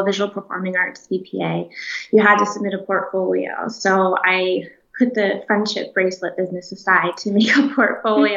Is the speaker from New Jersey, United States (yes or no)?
no; Orlando, Florida, United States; moved away as an adult; also born or lived in Schenectady, New York / New York City; now in Los Angeles, United States; I grew up in Orlando